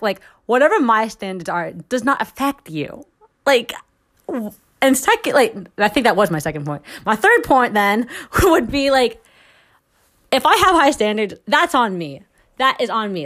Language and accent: English; Philippines; I'm Filipino